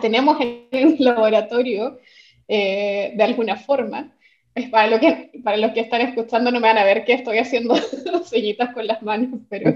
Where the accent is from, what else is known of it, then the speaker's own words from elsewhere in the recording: Santiago, Santiago Metropolitan Region, Chile; cuando era niña una vez mi mamá me llevó al planetario de Santiago. Eh, yo soy de Santiago